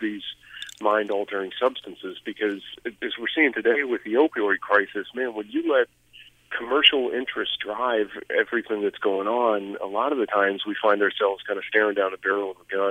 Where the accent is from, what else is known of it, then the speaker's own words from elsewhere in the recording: Colorado, United States; in my home state